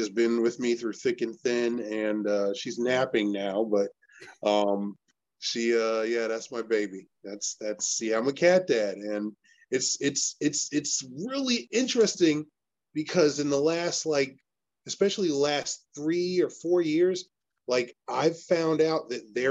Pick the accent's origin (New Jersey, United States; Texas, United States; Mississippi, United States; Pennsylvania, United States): New Jersey, United States; Elizabeth; also born or lived in Irvington, New Jersey / Manalapan, New Jersey; I am from Elizabeth, New Jersey, born and raised